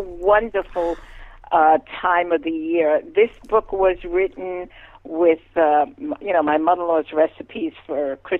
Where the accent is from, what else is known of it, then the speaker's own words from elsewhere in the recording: New York City, New York, United States; moved away as an adult; also born or lived in Rockland County, New York; now in Florida, United States; Yes, I was born in the Bronx. Grew up in the Bronx, moved up to Rockland County when I was married. My children were raised there, and I retired, and I am now in Florida.